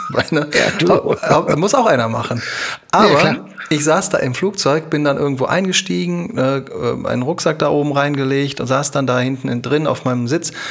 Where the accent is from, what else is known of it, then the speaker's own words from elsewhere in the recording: Düsseldorf, North Rhine-Westphalia, Germany; ich komme aus Düsseldorf